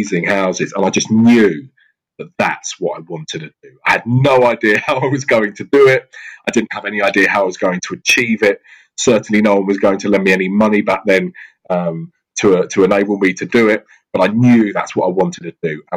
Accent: Surrey / Southwest London, South East England, United Kingdom; growing up in Surrey in Southwest London, I was surrounded by incredible property

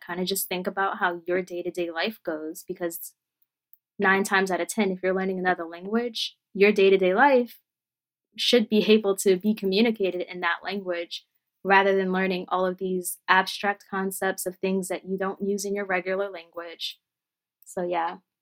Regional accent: Philadelphia, Pennsylvania, United States; I was born and raised here in Philadelphia and the surrounding suburbs

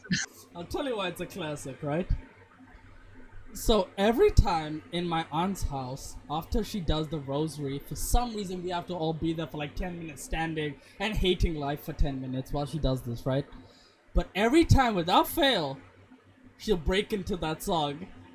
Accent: Botswana; Growing up in Botswana

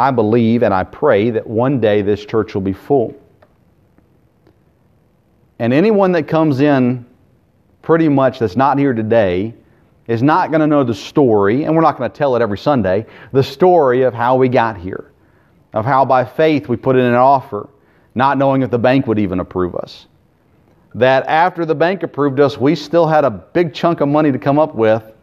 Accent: United States; as an American

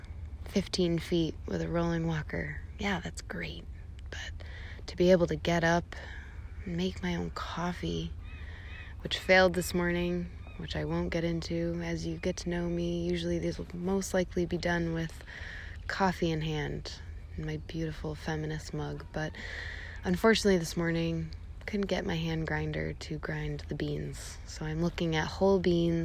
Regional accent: New Boston, New Hampshire, United States; moved away as an adult; also born or lived in New York City; Eddie and I growing up on the Northeast

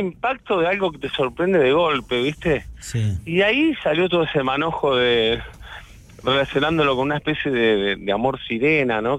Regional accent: La Plata, Buenos Aires Province, Argentina; Soy de La Plata, como Federico Moura

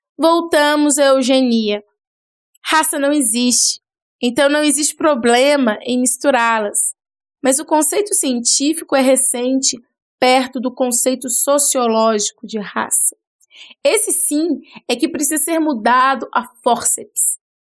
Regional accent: Brazil; a gente é brasileiro

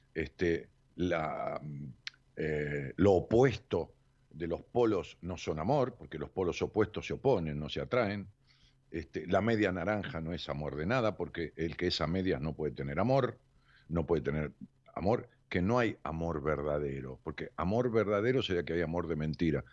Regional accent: La Matanza, Buenos Aires Province, Argentina; del municipio donde yo nací, que es un municipio tan grande como Rosario, que es el municipio de La Matanza

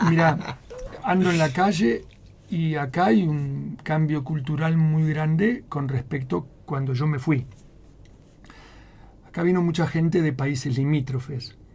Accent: Spain; now in Utah, United States; Yo vine de España en donde era un adicto al buen café.

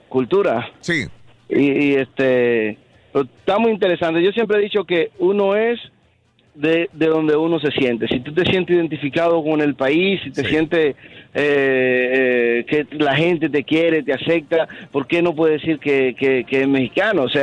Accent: Dominican Republic; mi esposo es de Monterrey y yo soy de República Dominicana.

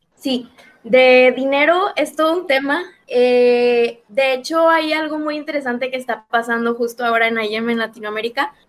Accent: Monterrey, Nuevo León, Mexico; yo también soy de Monterrey, de, de México

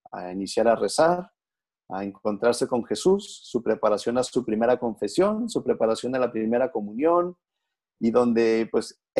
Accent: Guadalajara, Jalisco, Mexico; now in Rome, Italy; Soy originario de Guadalajara

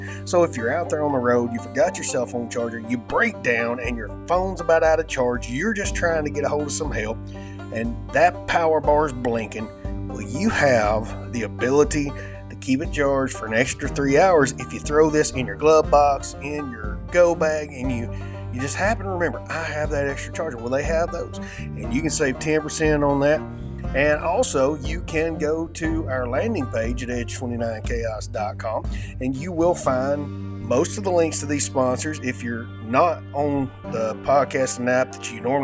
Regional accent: United States; accent: redneck; my redneck rambling accent

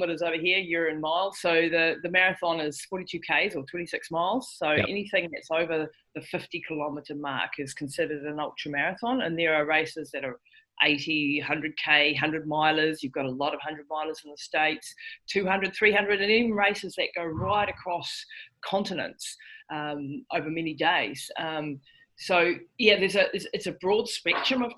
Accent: New Zealand; I'm from New Zealand. So yeah, I'm a Kiwi. So I live right down the bottom of the world

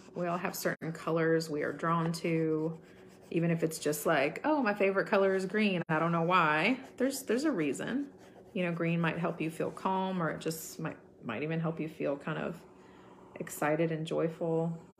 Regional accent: United States; growing up in America

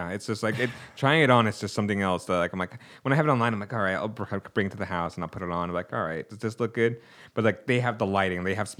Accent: Seattle, Washington, United States; also born or lived in Guadalajara, Mexico; Born in Guadalajara. Oh, okay. And then raised in Seattle.

